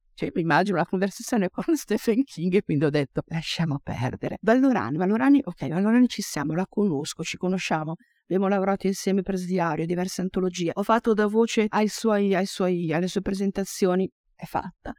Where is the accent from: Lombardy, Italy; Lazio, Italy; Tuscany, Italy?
Lombardy, Italy; Casteggio; io vengo dall'Oltrapò Pavese